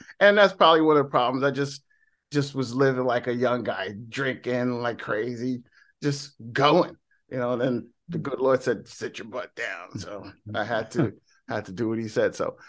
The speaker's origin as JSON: {"language": "English", "region": "New Jersey", "country": "United States", "said": "I'm from Jersey, so hey, because of this."}